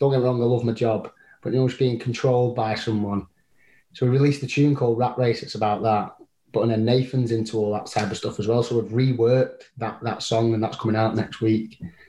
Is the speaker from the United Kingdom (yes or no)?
yes; Blackpool, North West England, United Kingdom; We're from Blackpool.